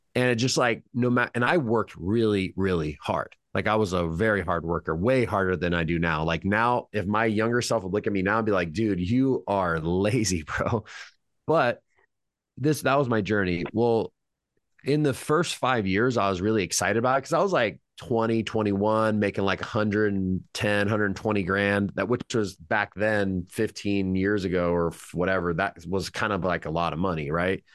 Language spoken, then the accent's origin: English; Madera, California, United States; I was born in Madera, California.